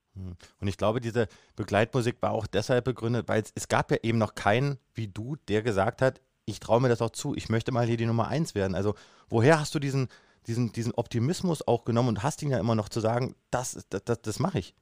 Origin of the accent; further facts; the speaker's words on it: Kassel, Hesse, Germany; Ich bin ja gebürtig aus Kassel